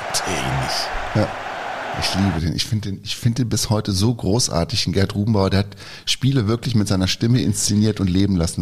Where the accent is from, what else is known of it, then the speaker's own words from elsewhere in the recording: Schaumburger Land, Lower Saxony, Germany; in meiner Heimat, ist der aufgewachsen, im Schaumburger Land